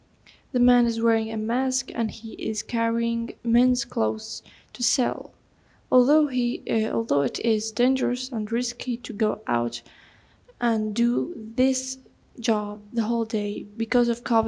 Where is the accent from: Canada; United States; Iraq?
Iraq; English is a second language; I am a photographer from Iraq. I live in Nasiriyah city, which is in the southern of Iraq.